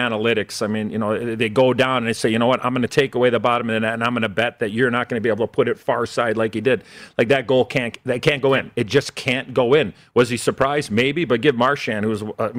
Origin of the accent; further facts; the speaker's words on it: Chicago, Illinois, United States; I grew up in Chicago at the old Chicago Stadium